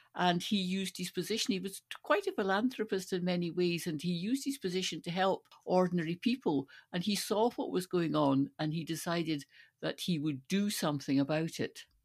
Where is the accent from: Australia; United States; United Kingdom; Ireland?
United Kingdom; Stirling, Scotland; Stirling is my hometown, and Bannockburn is just outside Stirling